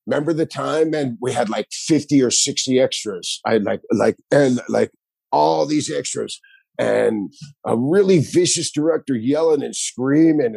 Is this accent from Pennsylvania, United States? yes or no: no; Miami, Florida, United States; all my friends where I grew up in Miami, South Beach Underground